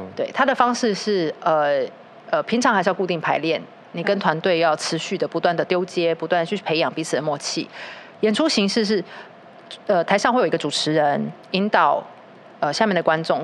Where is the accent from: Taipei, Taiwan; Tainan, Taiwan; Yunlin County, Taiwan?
Tainan, Taiwan; 然后我台南人